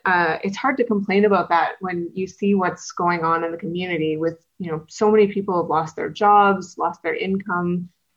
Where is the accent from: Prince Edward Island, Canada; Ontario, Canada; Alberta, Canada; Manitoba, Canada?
Manitoba, Canada; Winkler; I did grow up in Winkler.